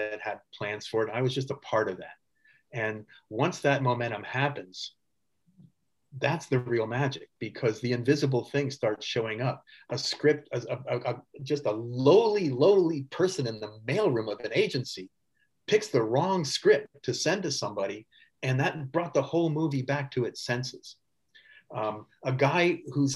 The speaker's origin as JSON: {"language": "English", "region": "California", "country": "United States", "said": "I'm from California"}